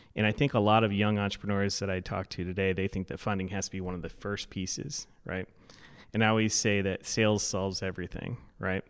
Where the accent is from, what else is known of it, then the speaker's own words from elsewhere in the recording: Florida, United States; moved away as an adult; now in Madison, United States; I grew up in Florida, so I'm still getting acclimated to the weather